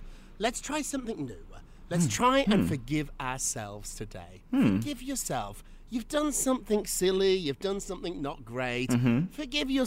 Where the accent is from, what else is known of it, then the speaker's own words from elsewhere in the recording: United Kingdom; now in United States; a Brit who lives in America